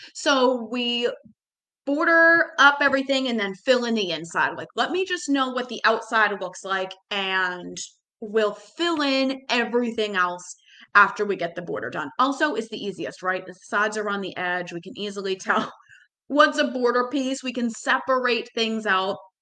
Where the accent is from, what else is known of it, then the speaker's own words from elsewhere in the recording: Boston, Massachusetts, United States; growing up in Boston